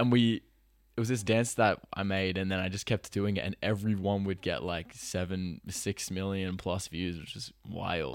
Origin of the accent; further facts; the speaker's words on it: Sydney, New South Wales, Australia; also born or lived in Los Angeles; I'm Australian